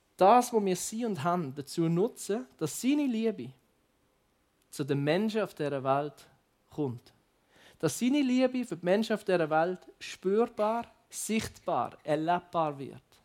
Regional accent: Basel, Basel-Stadt, Switzerland; ich komme ja aus Basel, ich mache ja ein paar Schritte und dann bin ich in anderen Ländern

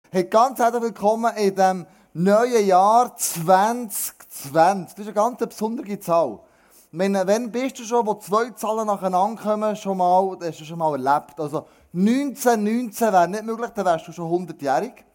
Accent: Switzerland; wir Schweizer

